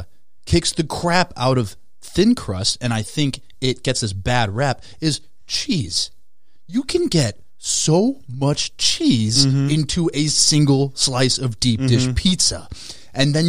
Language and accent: English; Minnesota, United States; I'm born and raised in Minnesota